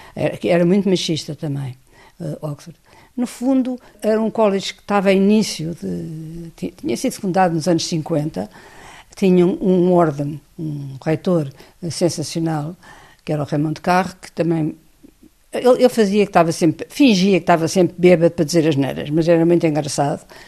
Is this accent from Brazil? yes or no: no; Portugal; venho de Portugal